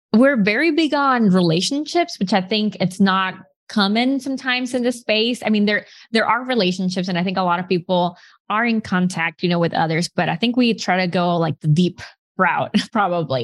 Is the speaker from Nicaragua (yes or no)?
yes; Nicaragua; moved away as an adult; also born or lived in Arkansas, United States; I'm from Nicaragua